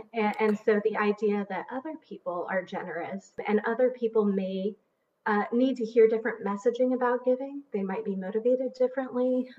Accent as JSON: {"language": "English", "country": "Haiti", "tie": "born or raised there", "said": "But I grew up outside the U.S. I grew up in Haiti. My parents were missionaries."}